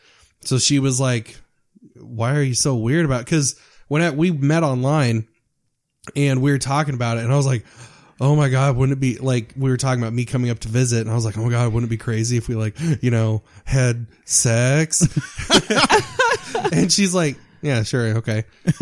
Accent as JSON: {"language": "English", "region": "Kansas", "country": "United States", "accent": "southern", "said": "I am from Kansas."}